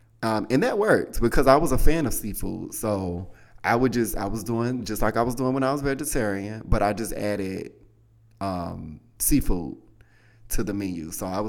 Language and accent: English; Southern United States, United States; I mean, I grew up in the South. My mother is a baker, honey.